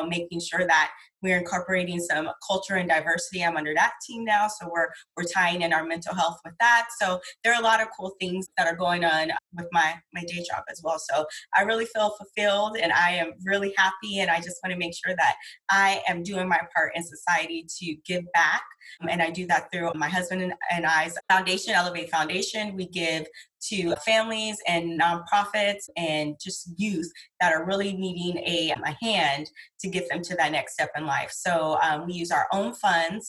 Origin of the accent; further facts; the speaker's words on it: San Diego, California, United States; I am born and raised in San Diego